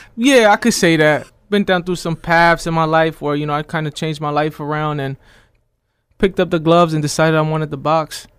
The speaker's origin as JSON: {"language": "English", "town": "Scranton", "region": "Pennsylvania", "country": "United States", "tie": "born or raised there", "said": "I'm from Scranton, P A, originally, born and raised."}